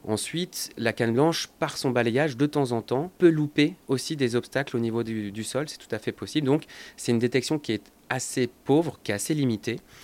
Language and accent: French; France; chez nous en France